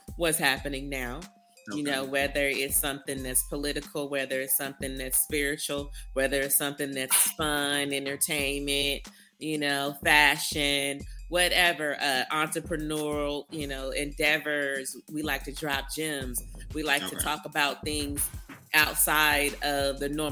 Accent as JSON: {"language": "English", "region": "California", "country": "United States", "tie": "born or raised there", "moved": "yes", "lives_now": "Texas, United States", "said": "born and raised in California."}